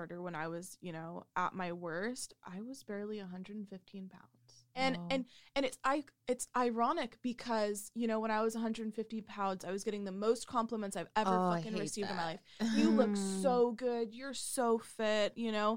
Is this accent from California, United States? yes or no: yes; Watsonville, California, United States; growing up in Watsonville, that's already low income